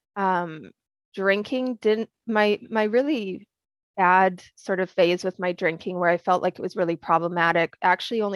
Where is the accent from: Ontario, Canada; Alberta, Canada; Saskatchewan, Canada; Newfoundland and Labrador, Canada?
Alberta, Canada; Edmonton; moved away as an adult; also born or lived in England / British Columbia; now in United States; I grew up in Edmonton, Alberta, Canada